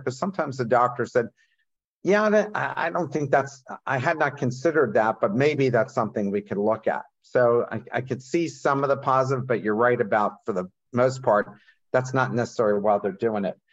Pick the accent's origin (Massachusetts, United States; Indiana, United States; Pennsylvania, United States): Pennsylvania, United States; Coatesville; I grew up in Coatesville